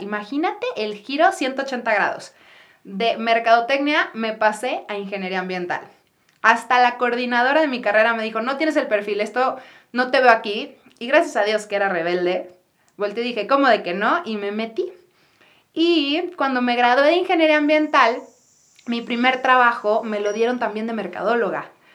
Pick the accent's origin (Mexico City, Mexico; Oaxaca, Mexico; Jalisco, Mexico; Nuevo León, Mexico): Jalisco, Mexico; Guadalajara; yo soy de Guadalajara, soy la tercera de cuatro hermanos